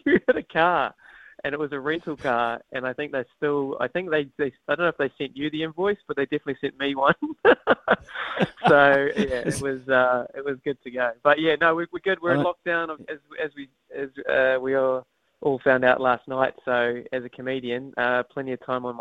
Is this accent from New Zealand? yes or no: yes; Wellington, New Zealand; moved away; I'm originally from Wellington, so I just really wanted him to experience how I grew up watching rugby